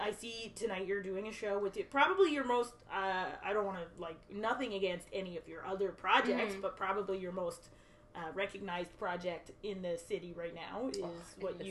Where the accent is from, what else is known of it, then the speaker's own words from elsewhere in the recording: Southern Ontario, Canada; we grew up in Southern Ontario.